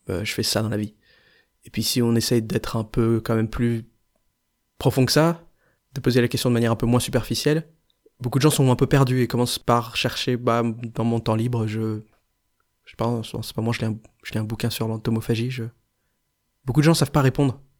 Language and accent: French; Grenoble, Auvergne-Rhône-Alpes, France; je viens de Grenoble